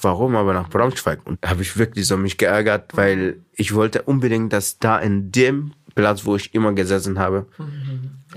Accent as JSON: {"language": "German", "country": "Sudan", "also_born_or_lived": "Egypt / Libya", "second_language": "German", "moved": "as an adult", "lives_now": "Eime, Germany", "said": "dann bin ich dann von Sudan nach Ägypten geflohen"}